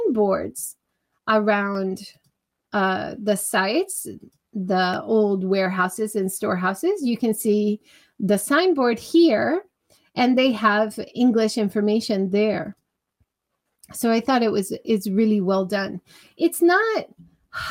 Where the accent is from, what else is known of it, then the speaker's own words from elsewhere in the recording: Hawaii, United States; growing up in Hawaii